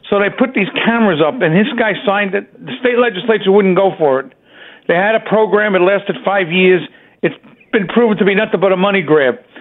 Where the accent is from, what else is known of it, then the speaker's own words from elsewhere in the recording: New York City, New York, United States; I'm from Staten Island, the only sane borough of the five.